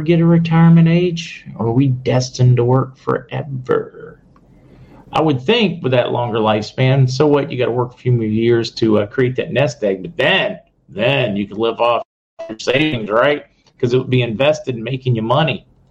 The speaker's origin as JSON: {"language": "English", "area": "Indiana County", "region": "Pennsylvania", "country": "United States", "moved": "yes", "said": "I'm originally from Indiana County in Pennsylvania"}